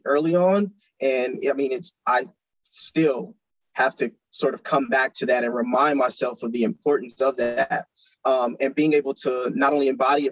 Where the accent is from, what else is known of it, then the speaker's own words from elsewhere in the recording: Flint, Michigan, United States; I was born and raised in Flint, Michigan.